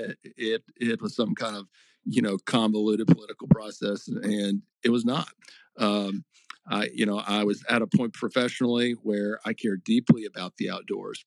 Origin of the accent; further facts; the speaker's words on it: Scott, Arkansas, United States; moved away as an adult; also born or lived in Little Rock, Arkansas / Charleston, South Carolina / Parris Island, South Carolina / Quantico, Virginia; I grew up in Lone Oak County, Arkansas, little town called Scott